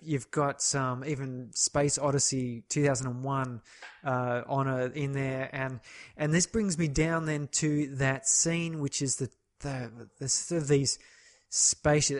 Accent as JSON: {"language": "English", "country": "Australia", "said": "as an Australian"}